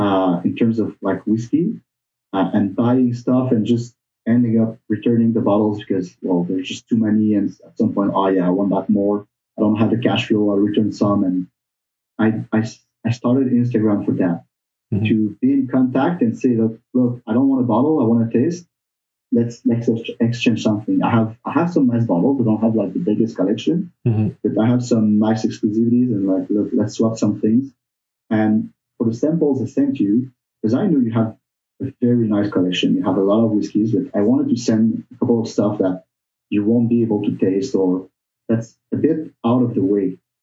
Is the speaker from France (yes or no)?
yes; Bourgogne-Franche-Comté, France; born there; I was born in Burgundy. My mom is French from there.